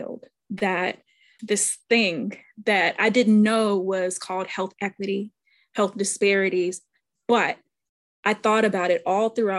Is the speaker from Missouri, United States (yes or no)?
yes; St. Louis, Missouri, United States; I grew up in St. Louis, Missouri